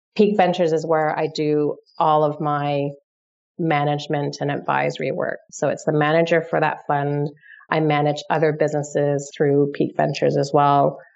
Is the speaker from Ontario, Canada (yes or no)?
yes; Toronto, Ontario, Canada; moved away as an adult; also born or lived in London, United Kingdom; I'm from Toronto originally.